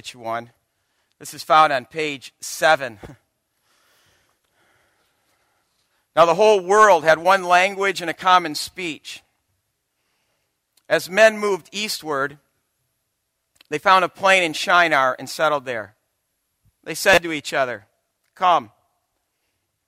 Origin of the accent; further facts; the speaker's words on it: Byron Center, Michigan, United States; moved away as an adult; also born or lived in Chicago; now in Grand Rapids, United States; I was born and raised in Byron Center, a small town south of Grand Rapids